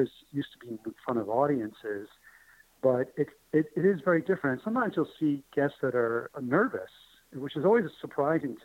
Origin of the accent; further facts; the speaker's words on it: New York City, New York, United States; moved away; That McDonald's was my McDonald's growing up in New York. And it was tough. It was a very difficult neighborhood